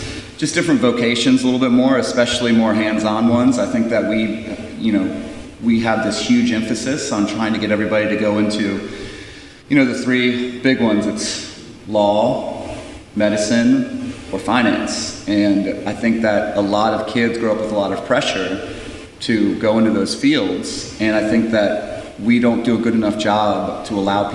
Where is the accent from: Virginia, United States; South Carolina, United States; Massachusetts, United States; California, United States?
Virginia, United States; the way that I grew up too in Virginia